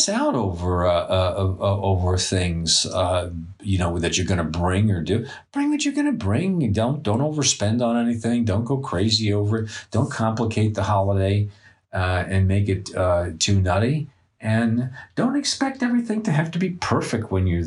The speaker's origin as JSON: {"language": "English", "region": "New York", "country": "United States", "said": "I come from New York"}